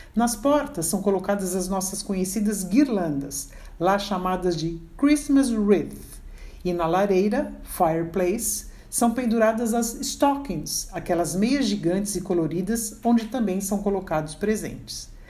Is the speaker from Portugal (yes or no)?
no; Brazil; nós brasileiros